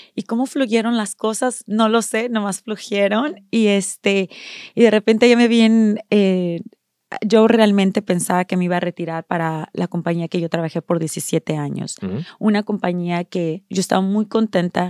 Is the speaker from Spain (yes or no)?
no; Mexico; now in United States; yo nací en México